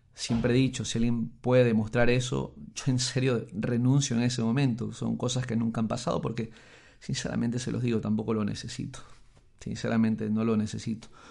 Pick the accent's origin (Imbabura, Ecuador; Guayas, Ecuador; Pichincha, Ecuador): Guayas, Ecuador; Guayaquil; Soy de la costa, soy, soy guayaquileño, a pesar de que muchos piensan que soy de Chone.